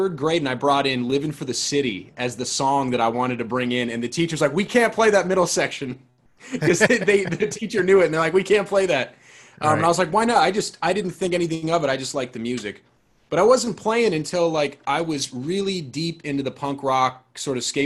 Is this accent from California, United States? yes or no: yes; San Diego, California, United States; also born or lived in Seattle, Washington; I'm from Seattle originally, but then, you know, early elementary school, moved to San Diego